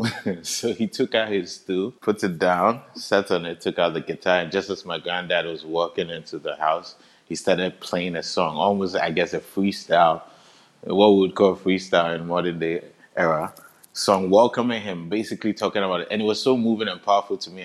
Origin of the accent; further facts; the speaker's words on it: Accra, Greater Accra, Ghana; I'm from Accra, Ghana